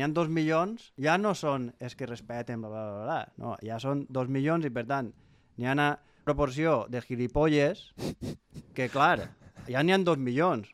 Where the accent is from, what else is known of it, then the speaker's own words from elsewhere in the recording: Pego, Valencian Community, Spain; jo sóc de Pego